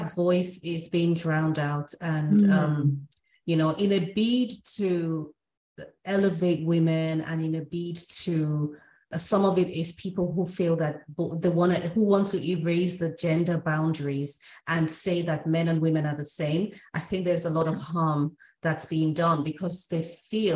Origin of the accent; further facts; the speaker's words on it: Nigeria; we're both from Africa, we're from Nigeria